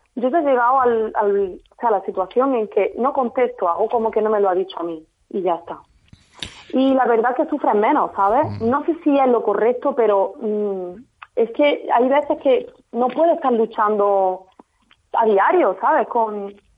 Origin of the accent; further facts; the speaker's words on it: Jaén, Andalusia, Spain; Yo soy de Jaén. Yo nací en Jaén, mi padre es extremeño